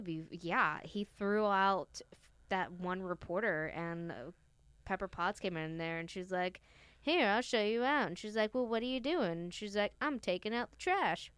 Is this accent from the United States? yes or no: yes; the South, United States; I'm from the South.